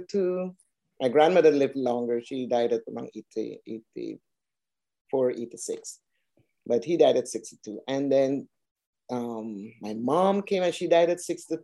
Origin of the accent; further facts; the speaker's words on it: Georgetown, Demerara-Mahaica, Guyana; moved away as an adult; also born or lived in Canada; now in Atlanta, United States; I'm originally from Georgetown, Guyana, South America, and I came here via Canada to work.